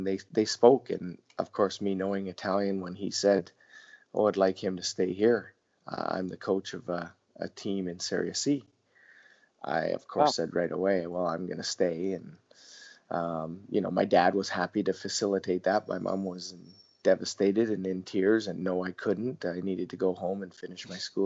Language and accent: English; Canada; moved away; as a youngster growing up in Canada